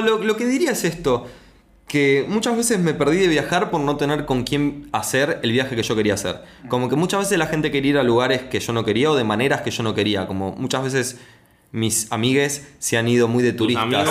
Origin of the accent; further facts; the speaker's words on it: Argentina; soy argentino